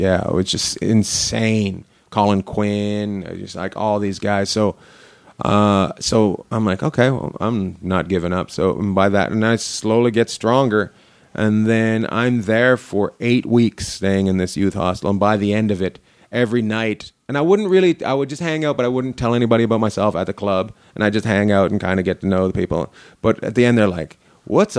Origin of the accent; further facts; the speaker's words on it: Canada; moved away as an adult; also born or lived in Vancouver / New York; me being from Canada